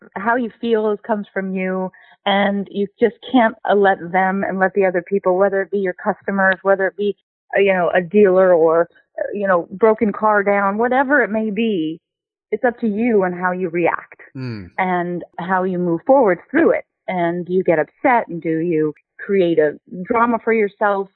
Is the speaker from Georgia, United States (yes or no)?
no; Los Angeles, California, United States; I grew up right in the car mecca of the world, right here in Los Angeles